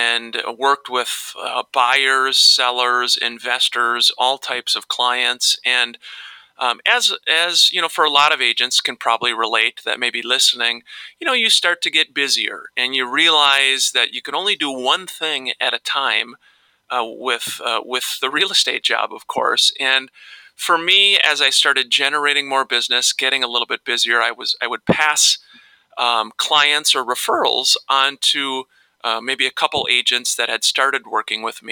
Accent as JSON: {"language": "English", "town": "Minneapolis–Saint Paul", "region": "Minnesota", "country": "United States", "tie": "born or raised there", "said": "I grew up here in the Twin Cities"}